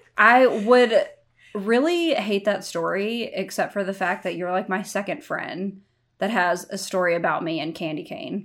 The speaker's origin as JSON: {"language": "English", "town": "Corsicana", "region": "Texas", "country": "United States", "tie": "born or raised there", "also_born_or_lived": "New York", "moved": "as an adult", "said": "born and raised in Corsicana, Texas"}